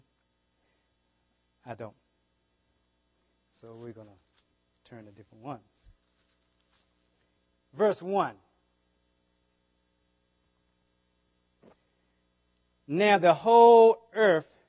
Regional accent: the South, United States; accent: southern; my southern accent

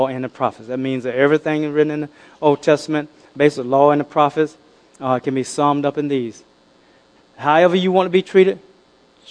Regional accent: United States; I'm not from Africa. I'm from the United States.

